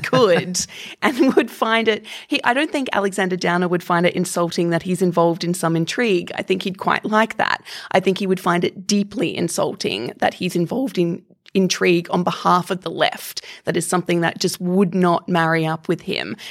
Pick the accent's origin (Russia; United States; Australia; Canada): Australia; Queensland; I come from Queensland, which is the skin cancer capital of the world, because there is a giant ozone hole above where I grew up.